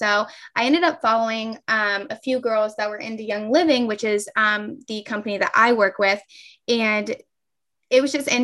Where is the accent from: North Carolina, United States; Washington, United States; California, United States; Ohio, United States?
Ohio, United States; also born or lived in Kentucky; I'm from Ohio